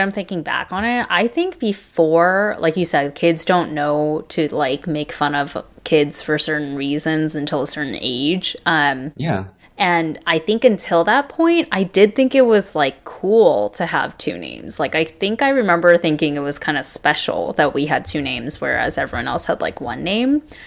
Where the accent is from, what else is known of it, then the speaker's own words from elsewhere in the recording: Irvine, California, United States; we grew up in Irvine, which in the '90s in Orange County, California